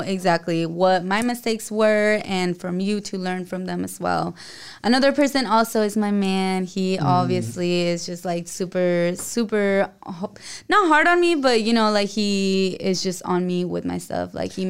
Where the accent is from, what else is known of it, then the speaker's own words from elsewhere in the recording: El Paso, Texas, United States; now in San Diego, United States; Well, I was born in Texas, in El Paso, Texas.